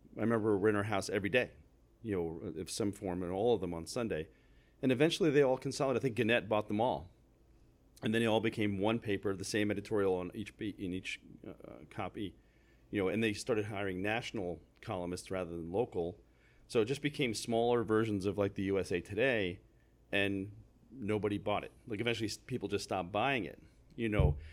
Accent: New Jersey, United States; growing up in New Jersey

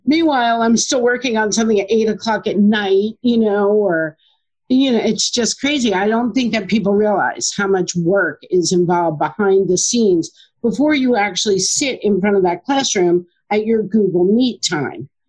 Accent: Middletown, New Jersey, United States; also born or lived in Asbury Park, New Jersey; I grew up in Middletown

